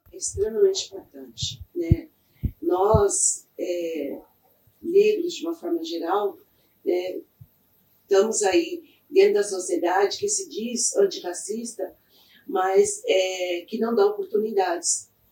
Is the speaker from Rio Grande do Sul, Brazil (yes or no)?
no; São Paulo, Brazil; also born or lived in Mogi das Cruzes; eu sou nascida de São Paulo é, me criei na Zona Sul de São Paulo, no bairro do Real Parque